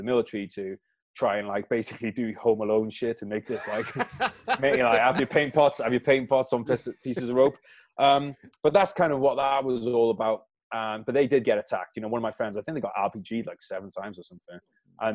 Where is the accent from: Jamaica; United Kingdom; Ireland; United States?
United Kingdom; as a Brit